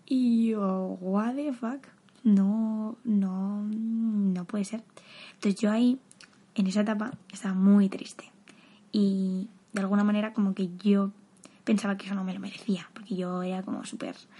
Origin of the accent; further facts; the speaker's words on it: Madrid, Community of Madrid, Spain; soy de Madrid